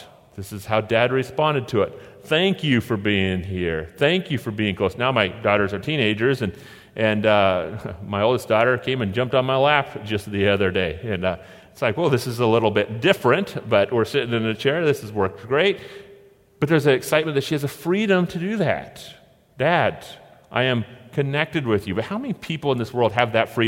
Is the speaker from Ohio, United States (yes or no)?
no; Oregon, United States; we're from Oregon